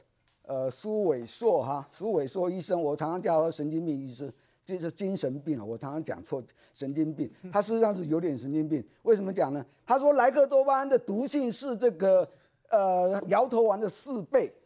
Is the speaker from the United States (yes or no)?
yes; United States; 你知道吗？我们美国人，我们尤其我们 NASA 对太空人健康啊。